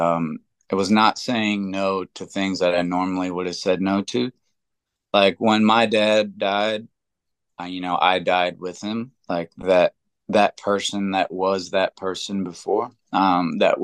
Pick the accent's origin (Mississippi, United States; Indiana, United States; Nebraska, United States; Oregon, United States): Indiana, United States; Seymour; I grew up in John Mellencamp's hometown